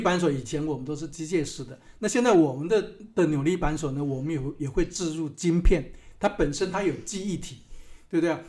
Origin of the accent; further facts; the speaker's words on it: Hsinchu County, Taiwan; moved away as an adult; also born or lived in Canada / Shanghai, China; 我是在新竹哈，在新竹的乡下出生的